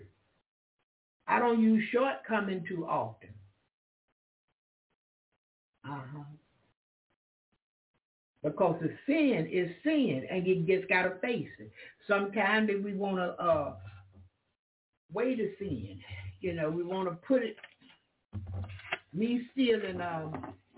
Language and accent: English; Florida, United States; I'm from Florida. That's the South. It's country.